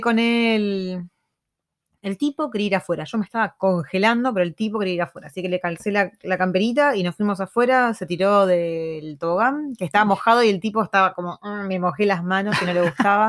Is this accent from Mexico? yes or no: no; Argentina; moved away